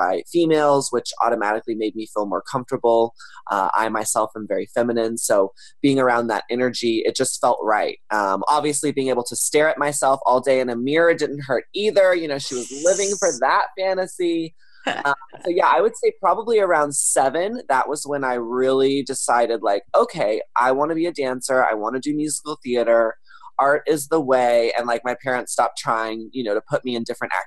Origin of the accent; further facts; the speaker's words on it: Texas, United States; now in Los Angeles, United States; a young boy growing up in Texas